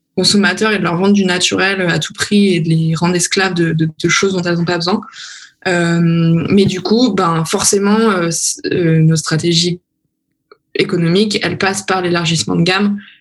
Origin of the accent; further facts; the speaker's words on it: France; moved away as an adult; now in Berlin, Germany; je suis française